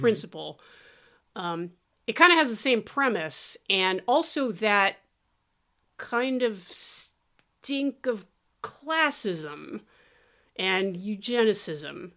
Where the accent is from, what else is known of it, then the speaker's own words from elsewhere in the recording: Thousand Oaks, California, United States; I grew up in Thousand Oaks